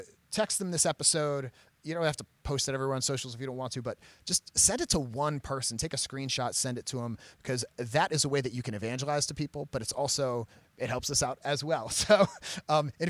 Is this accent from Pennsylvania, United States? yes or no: no; Maryland, United States; I'm from Maryland